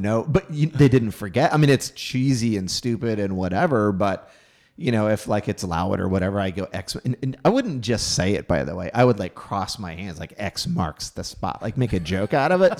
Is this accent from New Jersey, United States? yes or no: no; Houston, Texas, United States; moved away; Houston, Texas, my hometown